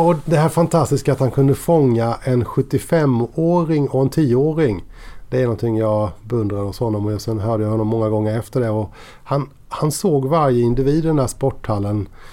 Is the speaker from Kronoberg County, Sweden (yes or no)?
yes; Kosta, Kronoberg County, Sweden; also born or lived in Växjö; jag är ju arbetarunge från Kosta.